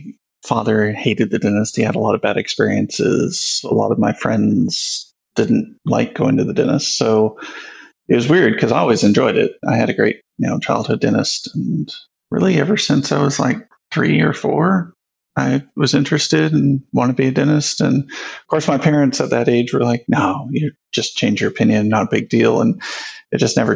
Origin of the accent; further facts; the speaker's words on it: Houston, Texas, United States; moved away as an adult; also born or lived in Prosper, Texas; now in Dallas, United States; I grew up in Houston